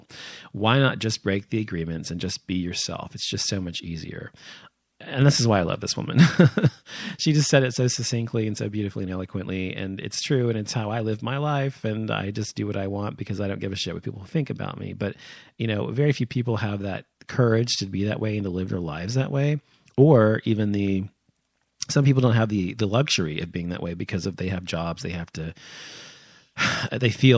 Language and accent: English; United States; growing up in America, as I have